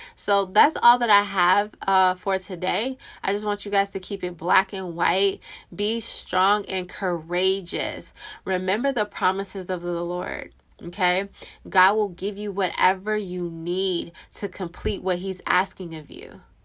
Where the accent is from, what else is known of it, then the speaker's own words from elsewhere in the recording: California, United States; moved away as an adult; now in Texas, United States; I, me and my husband, born and raised in California